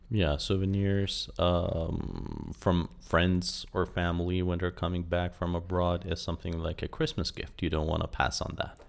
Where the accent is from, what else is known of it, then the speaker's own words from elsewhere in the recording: Iran; I'm fully Iranian, and although I grew up here in Iran